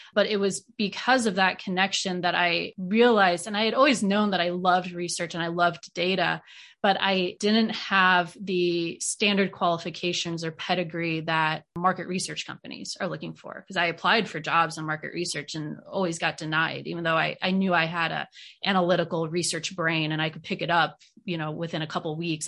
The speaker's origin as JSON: {"language": "English", "region": "Iowa", "country": "United States", "tie": "born or raised there", "also_born_or_lived": "South Carolina", "moved": "as an adult", "lives_now": "Knoxville, United States", "said": "growing up in Iowa"}